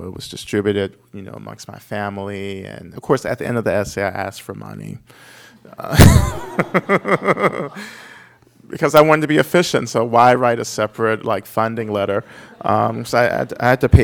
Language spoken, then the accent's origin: English; Georgia, United States; moved away as an adult; also born or lived in Cambridge area, Massachusetts; I'm from Georgia. I grew up in Georgia.